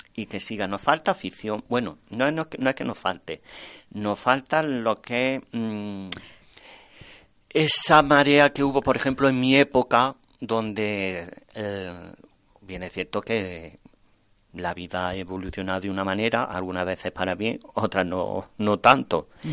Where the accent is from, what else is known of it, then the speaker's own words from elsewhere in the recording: Torreperogil, Andalusia, Spain; en mi pueblo